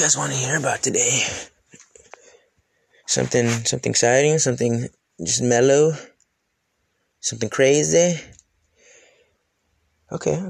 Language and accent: English; Wisconsin, United States; moved away as an adult; also born or lived in Missouri; I grew up in the Midwest, Wisconsin, and then traveled all throughout the Midwest, Missouri, and all the way down and everything